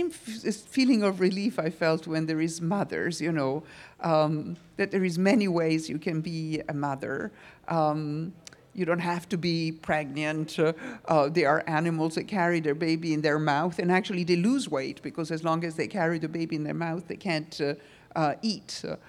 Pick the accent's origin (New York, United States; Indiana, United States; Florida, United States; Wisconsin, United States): New York, United States; I'm from New York and I lived in a fashion world